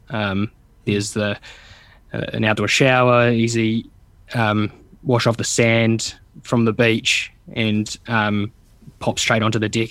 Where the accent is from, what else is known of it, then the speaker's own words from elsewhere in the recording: Stratford, Taranaki, New Zealand; I'm from Taranaki as well, so the mountain is a, a really strong sense of place, something that we come back